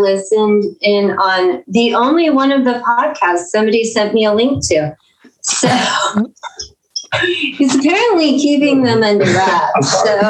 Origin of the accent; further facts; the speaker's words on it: San Antonio, Texas, United States; Okay, I'm from San Antonio, Texas. At this moment, I'm in Georgia